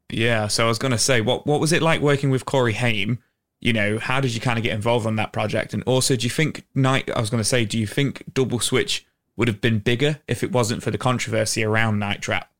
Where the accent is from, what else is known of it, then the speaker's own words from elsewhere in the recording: England, United Kingdom; we're from England